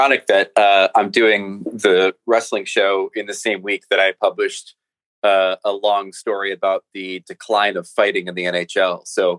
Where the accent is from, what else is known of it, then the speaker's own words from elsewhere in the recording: United States; So as an American writer who doesn't have a cottage